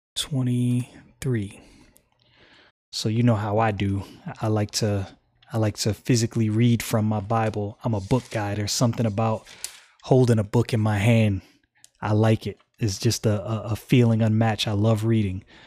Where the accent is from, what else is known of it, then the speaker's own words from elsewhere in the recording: United States; I'm an American